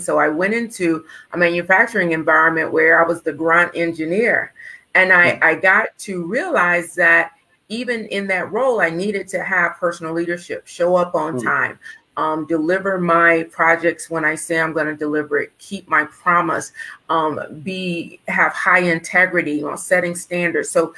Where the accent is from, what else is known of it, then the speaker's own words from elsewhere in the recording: Winston-Salem, North Carolina, United States; I was born in Winston-Salem, North Carolina.